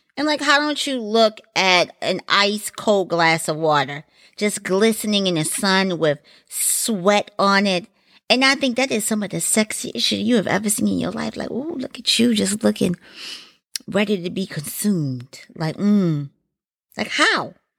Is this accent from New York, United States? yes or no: no; Baltimore, Maryland, United States; I am from Maryland, and Baltimore, to be exact